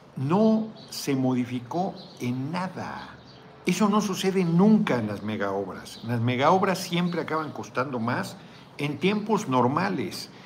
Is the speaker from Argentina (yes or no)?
no; Mexico; como mexicano